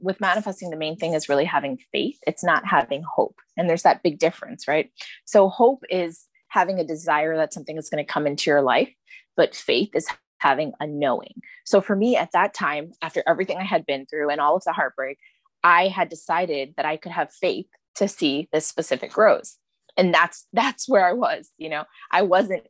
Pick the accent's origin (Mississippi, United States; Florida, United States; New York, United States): New York, United States; I was raised in America.